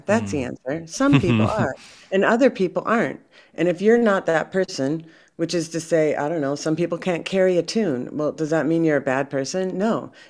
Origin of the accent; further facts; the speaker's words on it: Minneapolis, Minnesota, United States; I'm from Minneapolis